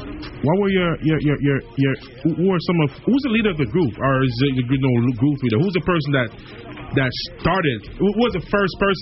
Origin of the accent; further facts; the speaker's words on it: United Kingdom; accent: British; It's my British accent.